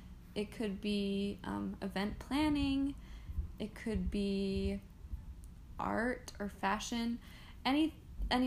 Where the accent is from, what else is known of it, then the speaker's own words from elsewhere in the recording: Roseville, California, United States; now in Idaho, United States; I am originally from Northern California in Roseville